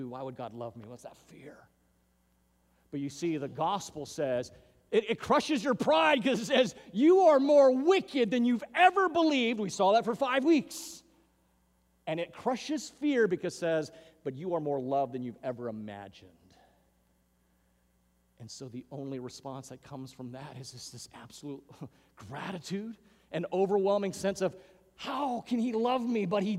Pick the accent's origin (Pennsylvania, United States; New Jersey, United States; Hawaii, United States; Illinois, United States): Hawaii, United States; Hawaiian Islands, United States; moved away; Growing up in the Hawaiian Islands